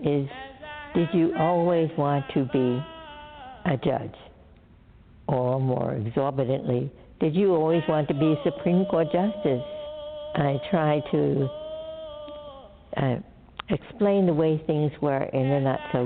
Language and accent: English; New York City, New York, United States; We were both born and bred in Brooklyn, New York.